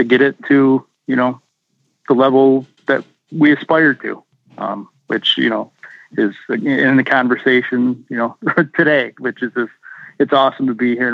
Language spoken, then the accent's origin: English; Mount Morris, Michigan, United States; also born or lived in Grand Blanc; I'm actually not from Grand Blank. I grew up in Mount Morris, which is in Genesee County